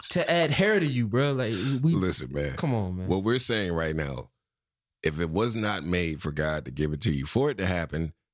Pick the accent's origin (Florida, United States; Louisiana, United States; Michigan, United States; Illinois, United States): Florida, United States; I'm from the Sunshine State.